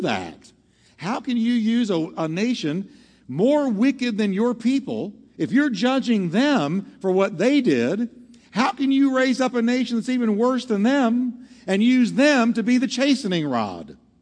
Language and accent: English; Texas, United States; I'm from Texas